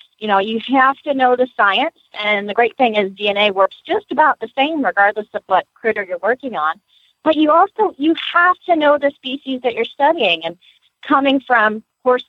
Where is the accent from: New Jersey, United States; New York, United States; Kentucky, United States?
Kentucky, United States; Lexington; now in Gainesville, United States; I was born in Lexington